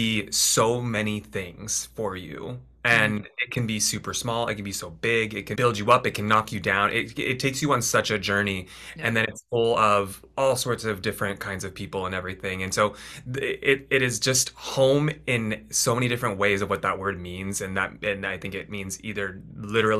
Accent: San Francisco, California, United States; moved away as an adult; also born or lived in Philadelphia, Pennsylvania; now in New York, United States; I'm originally from California, northern, in like Bay Area, San Francisco area

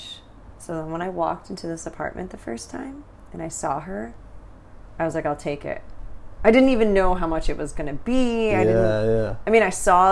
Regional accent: California, United States; moved away as an adult; also born or lived in Taiwan / Thailand; now in Vietnam

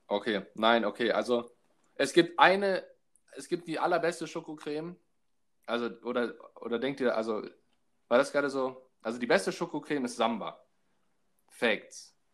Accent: Hamburg, Germany; ich komme aus Hamburg

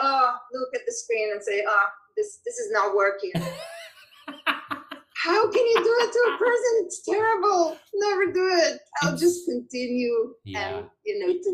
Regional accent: Israel; now in New York City, United States; immigrant communities, like Israelis like me

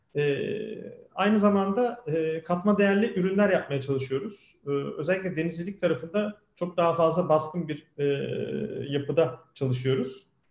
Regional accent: Kocaeli, Turkey; ben 1978 yılında Kocaeli'de doğdum.

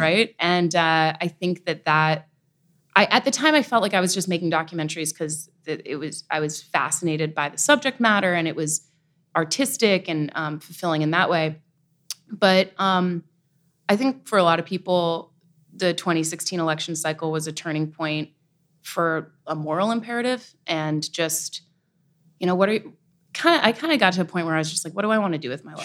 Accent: Nyack, New York, United States; I'm from the Hudson Valley, uh, raised Irish Catholic, uh, in Nyack, New York

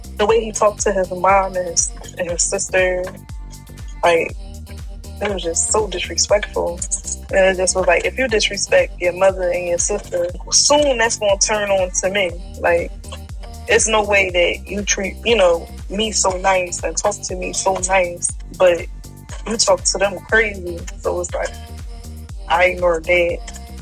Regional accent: Philadelphia, Pennsylvania, United States; I'm from Philly, from West.

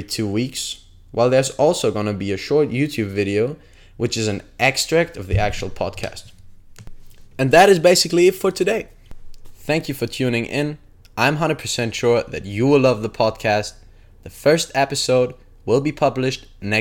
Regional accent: Germany; moved away as an adult; also born or lived in Phoenix, Arizona; I went back home to Germany

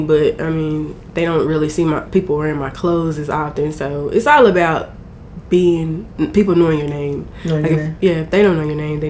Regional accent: Corsicana, Texas, United States; I'm from Corsicana, born and raised, been here all my life.

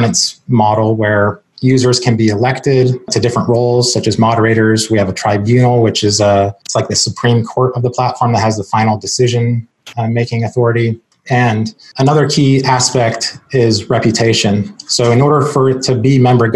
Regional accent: Seattle, Washington, United States; moved away as an adult; now in Charleston, United States; I'm originally from Seattle, born and raised.

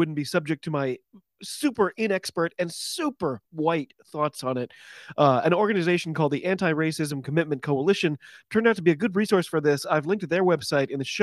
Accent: United States; I'm an American

